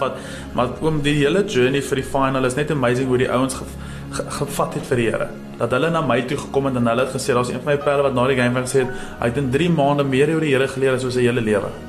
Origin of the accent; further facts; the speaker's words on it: Potchefstroom, North West, South Africa; moved away as an adult; now in George, South Africa; ek het groot geword in Potchefstroom.